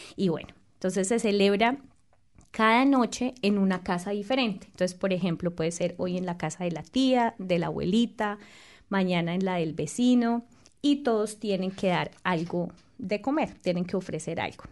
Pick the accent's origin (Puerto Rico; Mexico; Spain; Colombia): Colombia; Boyacá; moved away; en mi región, en mi tierra, tenemos el aguinaldo boyacense